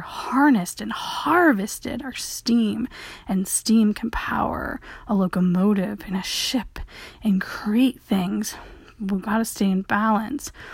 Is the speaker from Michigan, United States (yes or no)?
yes; Michigan, United States; all my sports were water sports growing up in Michigan